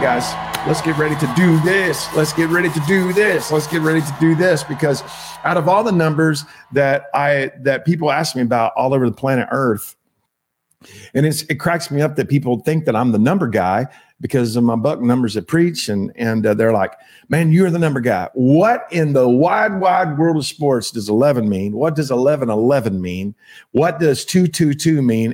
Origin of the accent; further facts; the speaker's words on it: Texas, United States; accent: Texas; it's just my accent in texas we don't pronounce our l's right